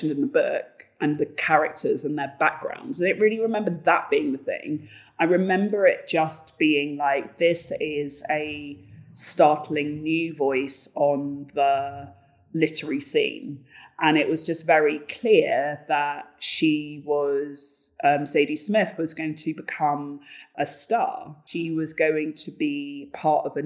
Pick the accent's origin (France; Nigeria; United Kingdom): United Kingdom; London; moved away as an adult; also born or lived in Bristol; now in Berlin, Germany; I had grown up in a privileged area, you know, I'm from Battersea, it is really affluent there